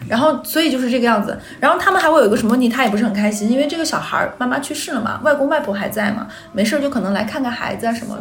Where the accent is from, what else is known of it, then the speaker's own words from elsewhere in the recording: Northeast China, China; moved away; 那个时候我们东北是没有像什么周黑鸭这种品牌店的